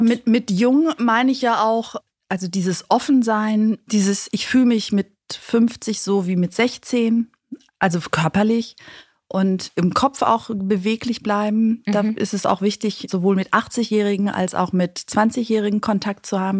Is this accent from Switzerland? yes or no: no; Greece; ich als Griechin